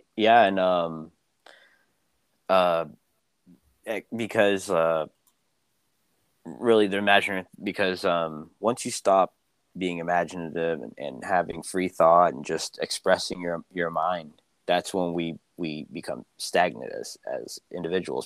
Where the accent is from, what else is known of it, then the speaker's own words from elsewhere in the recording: Philippines; where I'm from. but you know, the Philippines